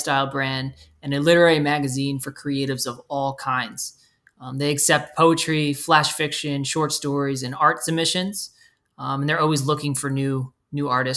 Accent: Belmar, New Jersey, United States; my hometown, Belmar, New Jersey.

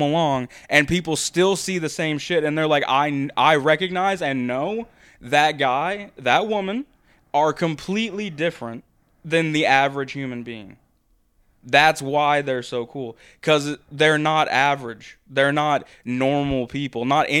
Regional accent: United States; I have Stone Cold, and I'm American, born and raised, and there is no one bigger than Stone Cold.

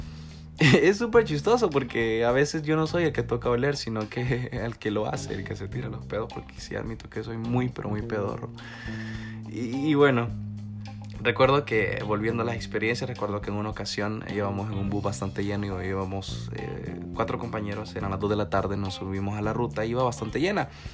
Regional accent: El Salvador; como salvadoreños

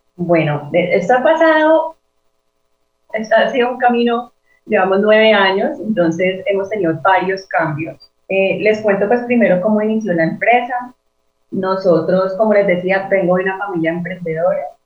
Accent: Cali, Valle del Cauca, Colombia; yo soy eh, de Cali, soy diseñadora industrial

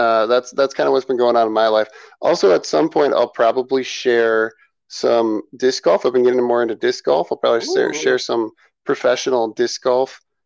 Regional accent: Minnesota, United States; as a Minnesotan.

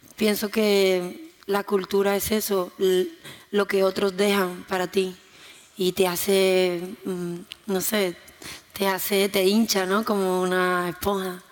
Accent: Jerez de la Frontera, Andalusia, Spain; Si yo nací en Jerez

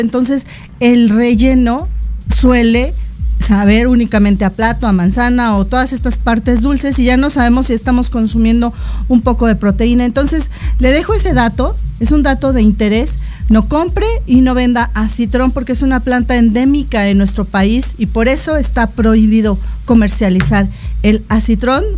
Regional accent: Mexico

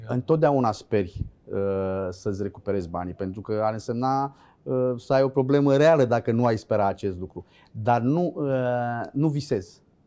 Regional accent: Dobroteasa, Câmpul Mare, Olt County, Romania; Sunt oltean crescut pe malul Oltului.

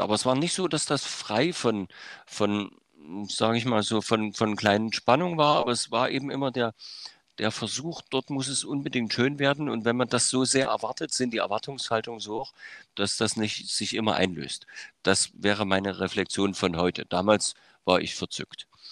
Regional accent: Germany; in der DDR äh, aufgewachsen und sozialisiert

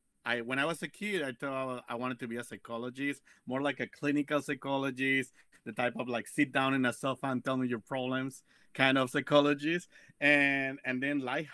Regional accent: Mexico; now in Las Vegas, United States; I am originally from Mexico

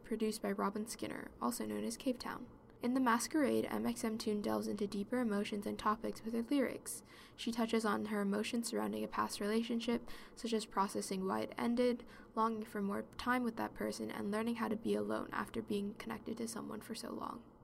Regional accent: United States; As a person with Chinese heritage growing up in America, I never felt quite American.

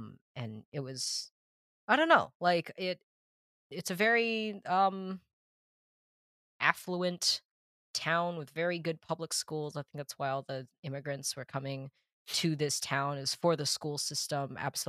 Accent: Massachusetts, United States; also born or lived in South China; I'm from South China, and I was adopted when I was 8 months old, and I was brought almost 8,000 miles to Massachusetts. Yeah. And I was raised in the same house my entire life. We never moved.

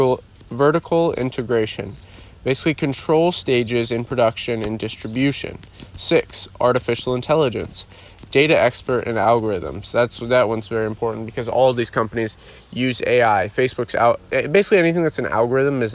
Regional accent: Iowa, United States; growing up in Iowa, I mowed lawns growing up

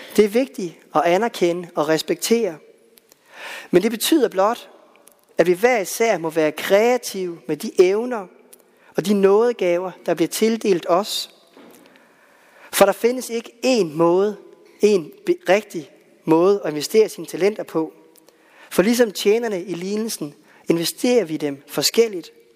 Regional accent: West Jutland, Central Denmark Region, Denmark; i Vestjylland, hvor jeg voksede op

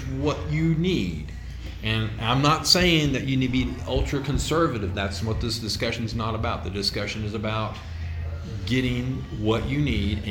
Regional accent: United States; we, as American consumers

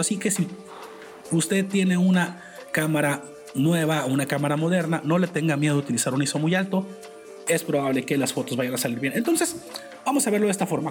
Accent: Culiacán, Sinaloa, Mexico; soy originario de Culiacán, Sinaloa, en el noroeste de México

